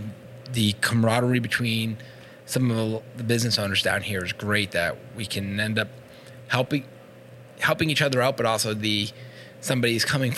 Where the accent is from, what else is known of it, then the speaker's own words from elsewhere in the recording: Revere, Massachusetts, United States; also born or lived in Marblehead, Massachusetts; I grew up in Revere and then Marblehead in high school.